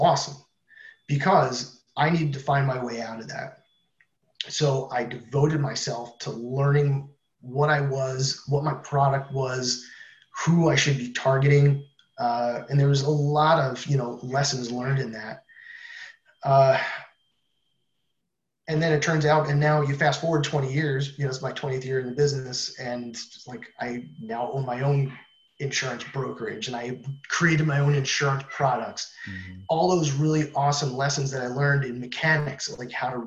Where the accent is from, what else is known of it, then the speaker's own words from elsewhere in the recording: New Jersey, United States; moved away as an adult; also born or lived in Massachusetts; I'm from New Jersey.